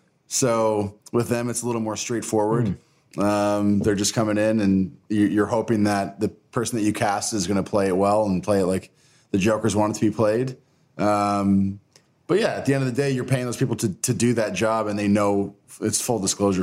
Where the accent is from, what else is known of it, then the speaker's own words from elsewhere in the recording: Rochester, New York, United States; Rochester. By Long Island.